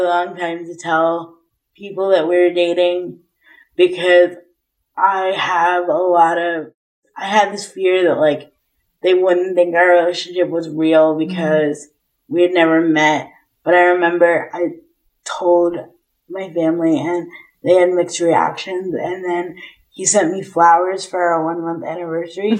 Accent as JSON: {"language": "English", "country": "United States", "said": "I'm American"}